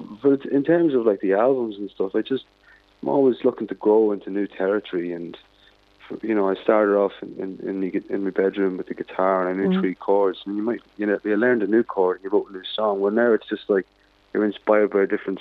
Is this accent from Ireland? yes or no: yes; Dundalk, Leinster, Ireland; born or raised there; moved away